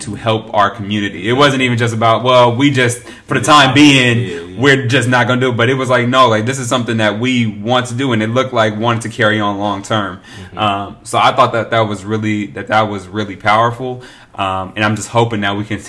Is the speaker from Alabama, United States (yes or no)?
no; Oakland, California, United States; I'm from Oakland